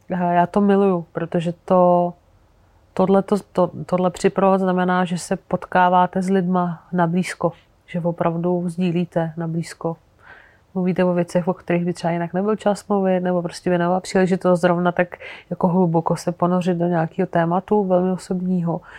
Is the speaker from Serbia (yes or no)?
no; Algeria; já jsem prožila dětství v Alžírsku, protože můj táta Sudánec tam pracoval, on tam učil na univerzitě, eh, a, takže jsme tam jako strávali 10 let